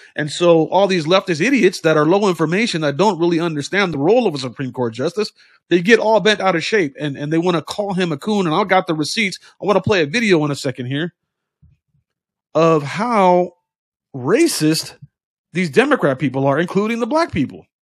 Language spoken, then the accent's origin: English; United States; We are Americans.